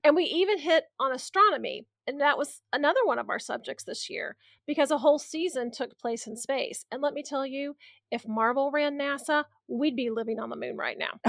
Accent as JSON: {"language": "English", "region": "Midwest", "country": "United States", "said": "we're from the Midwest."}